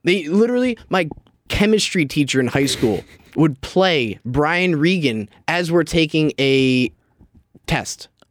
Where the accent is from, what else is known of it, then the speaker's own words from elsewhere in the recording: New Jersey, United States; I was from North Jersey